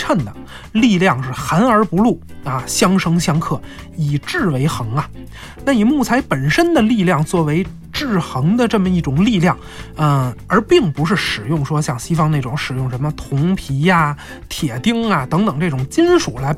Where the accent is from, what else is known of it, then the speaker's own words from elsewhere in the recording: China; 其实它体现的是我们中国人自然和谐共处的这样一种世界观。